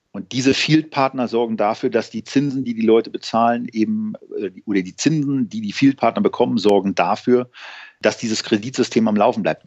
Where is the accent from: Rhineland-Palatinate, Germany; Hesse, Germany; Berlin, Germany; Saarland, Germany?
Berlin, Germany; als Berliner